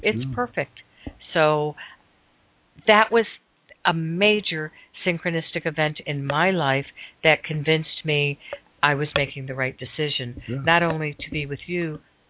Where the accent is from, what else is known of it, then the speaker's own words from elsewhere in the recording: Miami, Florida, United States; moved away; also born or lived in Northwest US; I'm from Florida. I'm from Miami.